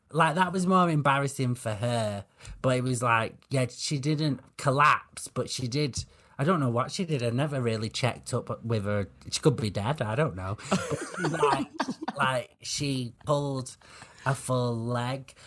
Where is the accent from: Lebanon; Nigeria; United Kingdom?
United Kingdom; the north of England; I'm a lot more northern than I am gay